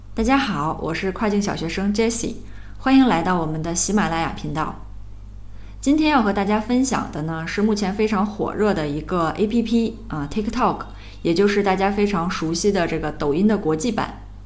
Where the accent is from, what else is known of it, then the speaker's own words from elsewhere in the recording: China; 但其实这些方法呢也并不完全适用我们中国人